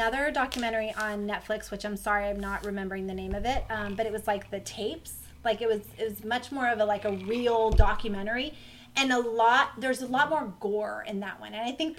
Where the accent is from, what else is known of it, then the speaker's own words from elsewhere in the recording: Florida, United States; I grew up, I was born and raised in Florida